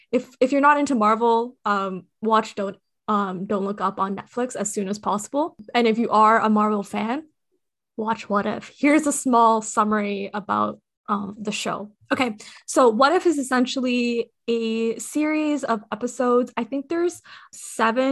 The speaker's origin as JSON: {"language": "English", "country": "Nepal", "tie": "born or raised there", "said": "I am from Nepal. I was born there."}